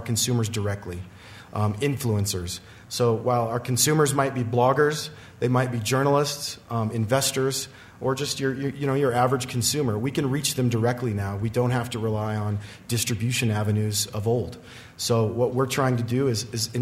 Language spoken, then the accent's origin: English; Riverton, Wyoming, United States; I'm from Riverton, Wyoming, so a little farther removed from the Front Range than most of these folks.